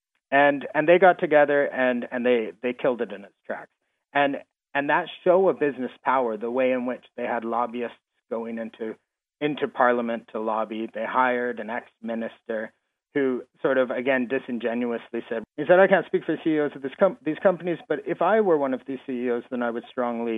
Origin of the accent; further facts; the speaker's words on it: Canada; I'm from Canada